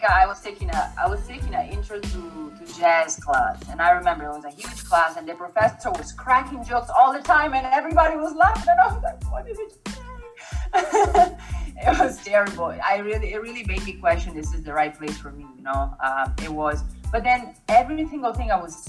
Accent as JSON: {"language": "English", "country": "Italy", "tie": "born or raised there", "moved": "as an adult", "lives_now": "United States"}